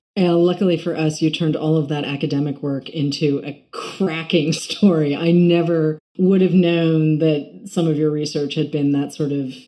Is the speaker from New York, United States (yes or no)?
yes; New York, United States; as a New Yorker